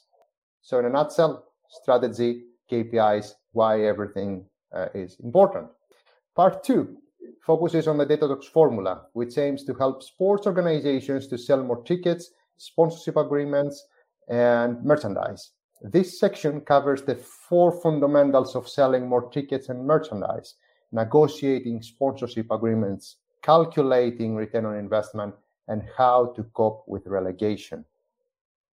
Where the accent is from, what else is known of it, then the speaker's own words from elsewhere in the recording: Athens, Attica, Greece; I'm originally from Athens, Greece